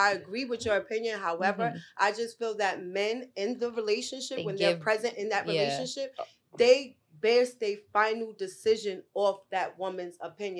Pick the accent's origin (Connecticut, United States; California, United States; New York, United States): New York, United States; Brooklyn; I'm from Brooklyn East, New York.